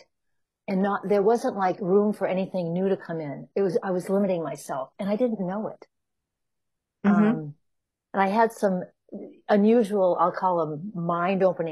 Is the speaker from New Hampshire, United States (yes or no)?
yes; New Hampshire, United States; moved away as an adult; also born or lived in Chicago; now in California, United States; I grew up in New Hampshire on the east coast of the U.S. in a small, very small town.